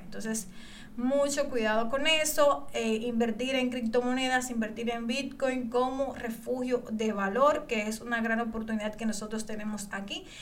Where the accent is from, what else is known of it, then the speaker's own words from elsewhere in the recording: Dominican Republic; yo aquí en mi país, República Dominicana